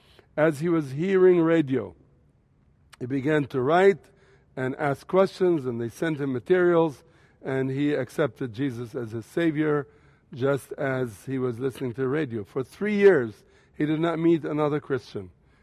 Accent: Tripoli, North Governorate, Lebanon; moved away; Tripoli, Lebanon, my hometown

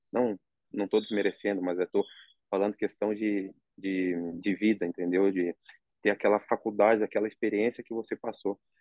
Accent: Rio Grande do Sul, Brazil; moved away as an adult; now in Saudi Arabia; como eu sou gaúcho

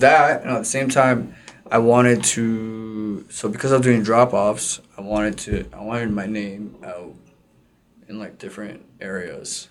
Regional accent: Mississauga, Ontario, Canada; I'm from Mississauga

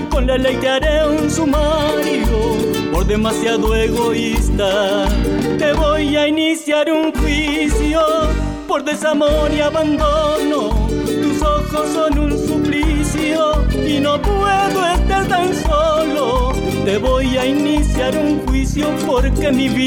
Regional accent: Salta, Argentina; Soy apocardoso de Salta, vivo en Aguaray

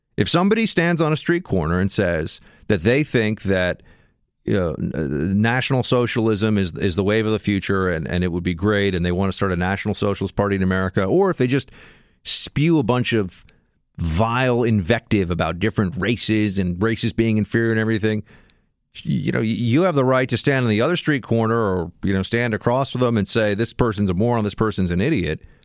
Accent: New York City, New York, United States; somebody growing up in New York City

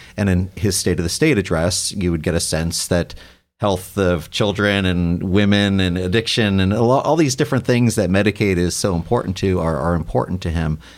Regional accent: New York, United States; now in Ohio, United States; I'm from New York originally

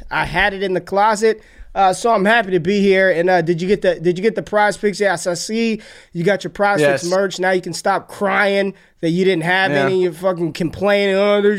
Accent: Las Vegas, Nevada, United States; I am from Las Vegas, Nevada.

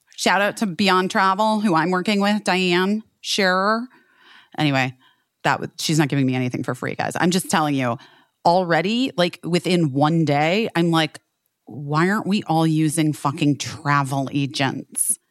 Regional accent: Arizona, United States; moved away; also born or lived in Southern California; I grew up in Arizona

